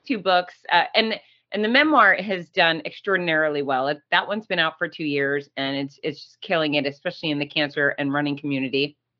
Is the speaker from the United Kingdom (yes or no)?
no; Gainesville, Florida, United States; Gainesville, Florida, my hometown